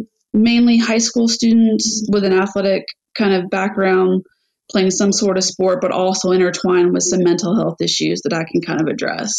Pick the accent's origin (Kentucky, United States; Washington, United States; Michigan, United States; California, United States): Kentucky, United States; Louisville; I'm born and raised in Louisville